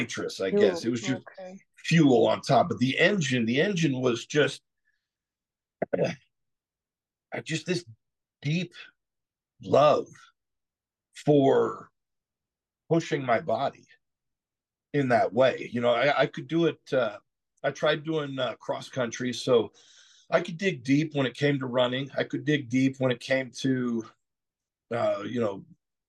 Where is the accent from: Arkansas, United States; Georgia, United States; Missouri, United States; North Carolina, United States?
Georgia, United States; South; also born or lived in Southern California; I moved from Southern California when I was 10 years old to South Georgia, which is a completely different world